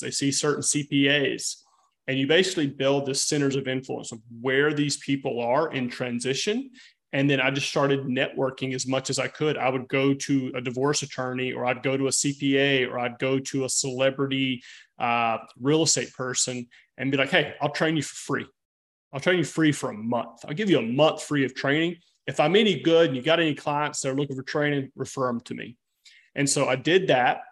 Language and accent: English; near the Florida-Georgia line, west of Jacksonville, small town in North Florida, United States; also born or lived in Santa Barbara, California; now in Nashville, United States; I'm from the South